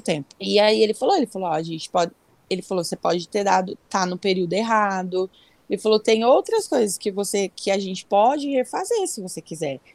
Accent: Bela Vista do Paraíso, Paraná, Brazil; now in Rio Claro, Brazil; Eu nasci em Bela Vista do Paraíso, é uma cidadezinha próximo de Londrina

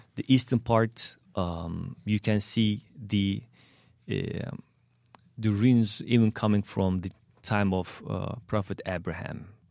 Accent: Turkey; English is a second language; moved away as an adult; also born or lived in Indianapolis; now in St. Louis, United States; Turkish American because I grew up, grew up in Turkey

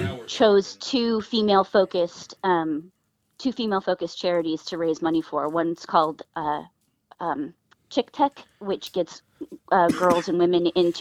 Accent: Los Angeles, California, United States; moved away as an adult; also born or lived in Bellflower, California / Orange County, California; now in Portland, United States; I grew up mostly in LA and Orange County. I went to five different elementary schools in three different states

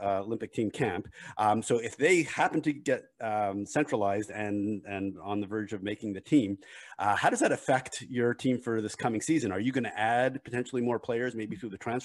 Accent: Montreal, Quebec, Canada; growing up in Montreal

